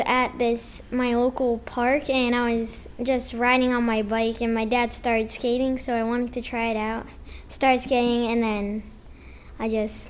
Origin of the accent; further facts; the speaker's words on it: Northern California, United States; also born or lived in Hawaii; I'm from Northern California.